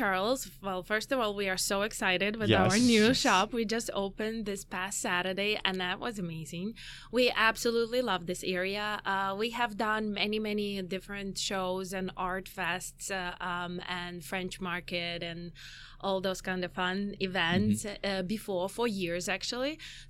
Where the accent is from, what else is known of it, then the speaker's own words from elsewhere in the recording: Ukraine; also born or lived in Chicago; now in United States; So, going from the beginning, I came from Ukraine about 15 years ago, me and my husband. So we've been here for 15 years. And we lived in Chicago for 8 years.